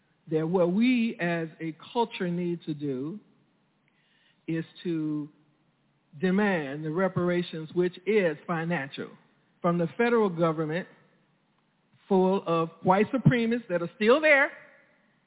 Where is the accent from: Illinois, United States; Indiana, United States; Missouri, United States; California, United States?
Missouri, United States; St. Louis; growing up in North St. Louis City